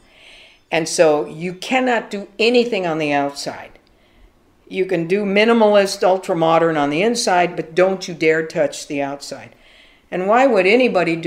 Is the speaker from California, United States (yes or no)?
yes; Los Angeles, California, United States; Born and raised in Los Angeles, California, specifically Echo Park, and within Echo Park, Angelino Heights.